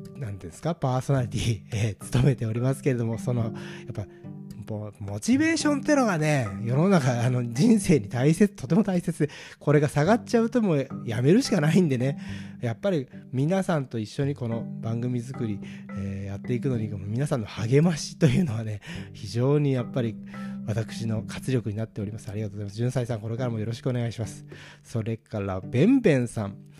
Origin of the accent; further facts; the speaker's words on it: Kanto, Japan; 関東人だから